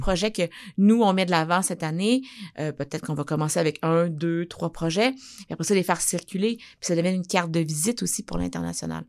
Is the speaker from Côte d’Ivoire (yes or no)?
no; Abitibi, Quebec, Canada; je viens de l'Abitibi